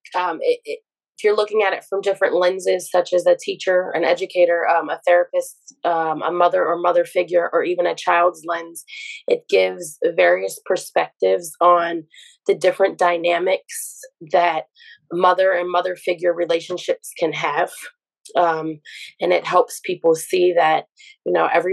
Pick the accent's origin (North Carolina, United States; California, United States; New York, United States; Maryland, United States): Maryland, United States; Baltimore; I am from Baltimore, Maryland.